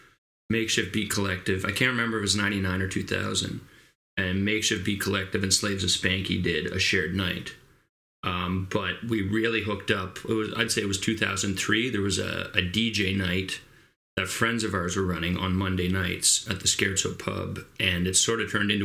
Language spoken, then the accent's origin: English; Quebec, Canada; moved away; also born or lived in Kingston, Ontario / Wolfe Island; I was born here in Kingston, Ontario. For the first 5 years of my life, we lived out on Wolf Island, in the middle of the woods. Then when I was about five, shortly after my fifth birthday, we moved to northern Quebec, about 10 hours north.